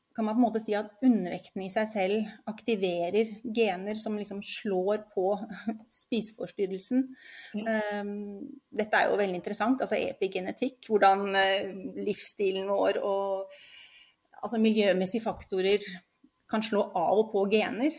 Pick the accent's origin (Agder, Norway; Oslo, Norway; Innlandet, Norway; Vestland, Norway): Oslo, Norway; now in Lillestrøm, Norway; Født og oppvokst i Oslo, men bor nå på Lillestrøm sammen med mannen min